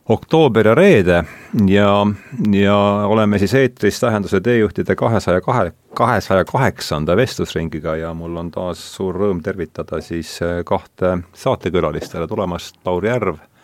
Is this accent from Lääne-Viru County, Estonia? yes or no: yes; Rakvere, Lääne-Viru County, Estonia; olen pärit Rakverest, seal ei olnud India filosoofia minu lapsepõlves